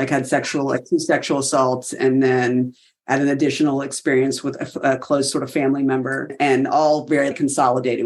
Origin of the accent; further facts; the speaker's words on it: South Carolina, United States; moved away as an adult; I'm from South Carolina.